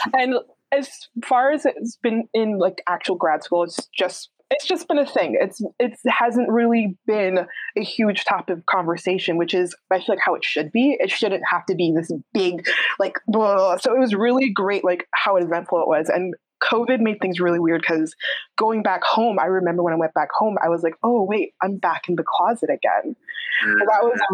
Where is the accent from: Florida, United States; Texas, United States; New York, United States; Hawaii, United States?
New York, United States; I'm from New York and my family are immigrants